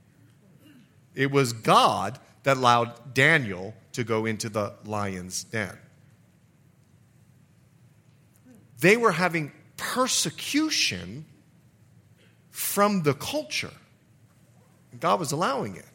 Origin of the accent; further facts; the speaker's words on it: Bahamas; moved away; also born or lived in Florida / Montana; I'm from the Bahamas